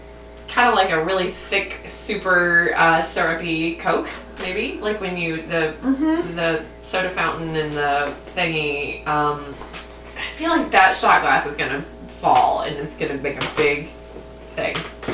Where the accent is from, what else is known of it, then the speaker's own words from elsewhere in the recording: the South, United States; I'm from the South.